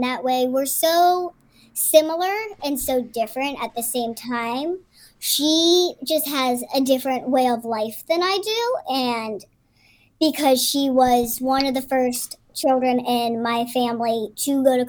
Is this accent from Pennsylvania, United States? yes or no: yes; Pittsburgh, Pennsylvania, United States; I grew up in Pittsburgh